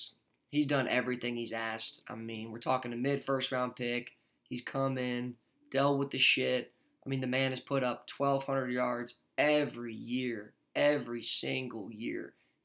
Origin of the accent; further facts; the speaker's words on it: North Carolina, United States; born and raised in North Carolina